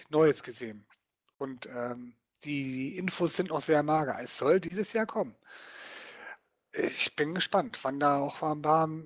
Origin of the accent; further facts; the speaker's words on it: Dortmund, North Rhine-Westphalia, Germany; eine Gruppe von Leuten hier in meiner Heimatstadt Dortmund, die sich dann getroffen haben